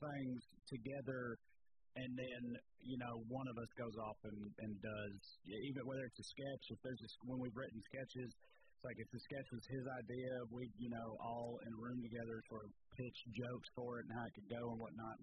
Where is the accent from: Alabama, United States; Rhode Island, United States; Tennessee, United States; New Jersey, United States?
Tennessee, United States; Clay County; accent: southern; moved away as an adult; also born or lived in Knoxville, Tennessee; I'm from Clay County, Tennessee, and this is how I talk